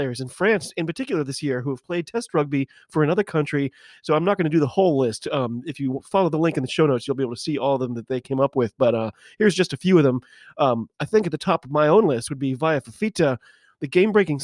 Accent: United States; I am an American

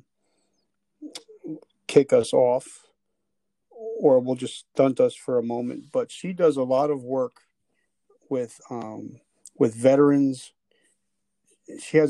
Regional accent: New Jersey, United States; I'm from New Jersey

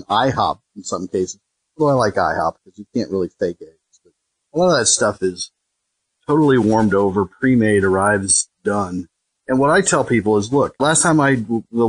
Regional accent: Indiana, United States; I grew up in Indiana

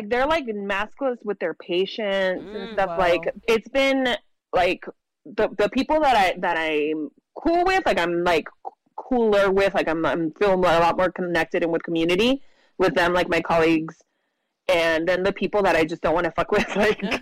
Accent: Imperial County, California, United States; now in San Diego, United States; I'm originally from Imperial County, which is like the rural desert area in California

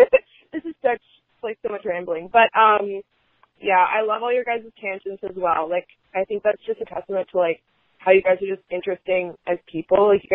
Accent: Oregon, United States; I'm from Oregon.

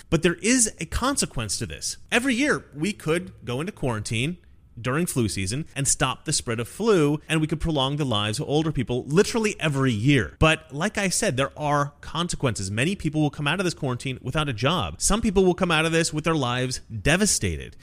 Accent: Oregon, United States; Oregon, my home state

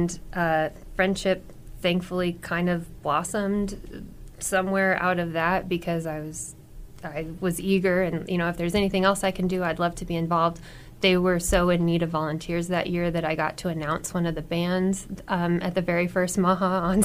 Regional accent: McCook, Nebraska, United States; Growing up in McCook, singing in church was a huge deal

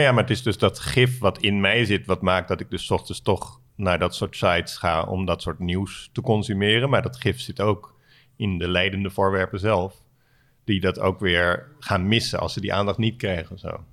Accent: Alphen aan de Rijn, South Holland, Netherlands; moved away; Alphen aan de Rijn, eh, waar ik ben opgegroeid

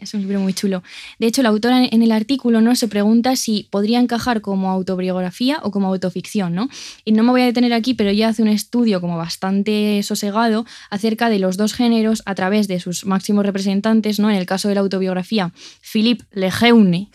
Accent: Castile and León, Spain; en mi pueblo de Ávila

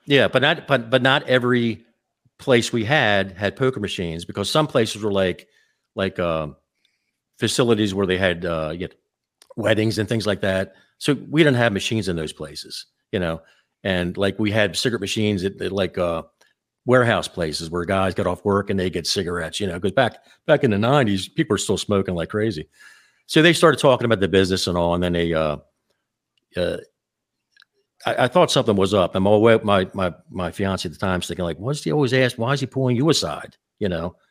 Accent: Baltimore, Maryland, United States; I was born in Baltimore, Maryland

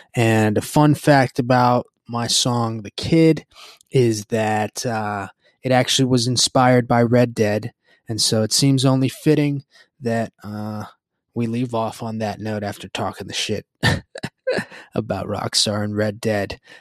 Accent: Puerto Rico; growing up in Puerto Rico and the Caribbean

